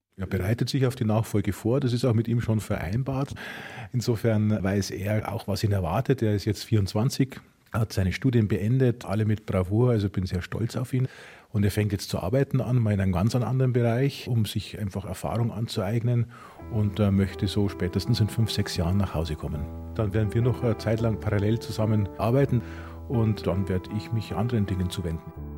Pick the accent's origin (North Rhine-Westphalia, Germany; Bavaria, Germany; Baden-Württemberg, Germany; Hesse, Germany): Bavaria, Germany; Kelheim; Ich bin im Paradies aufgewachsen. Brauerei und Bauernhof lagen nebeneinander